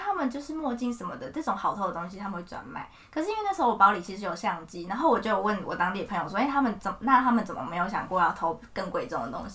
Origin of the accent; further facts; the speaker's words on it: Taiwan; moved away as an adult; also born or lived in Florence, Italy; 我就是台湾